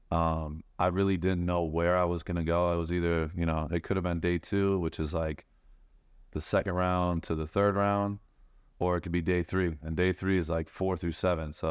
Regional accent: Michigan, United States; I'm originally from Michigan

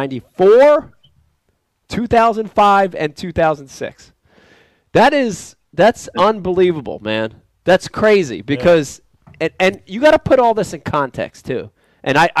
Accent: New Jersey, United States; as a kid growing up in Jersey

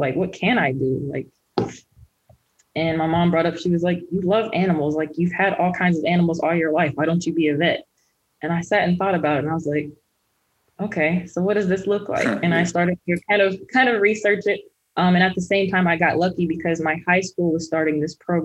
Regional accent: Kansas City, Missouri, United States; also born or lived in Columbia, Missouri; I am originally from Kansas City, Missouri, born and raised

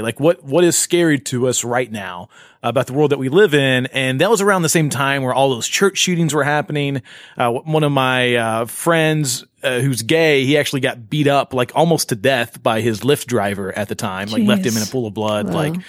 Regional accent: Shelbyville, Tennessee, United States; I grew up in Shelbyville, Tennessee.

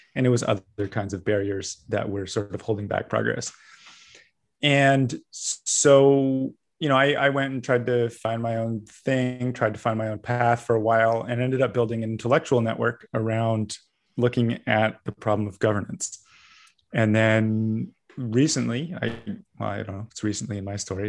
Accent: Vancouver, British Columbia, Canada; growing up as a Canadian, at least, I, I am actually an American citizen

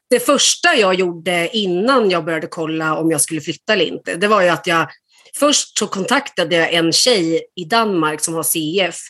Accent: Sweden; moved away as an adult; now in Denmark; jag är född i Sverige

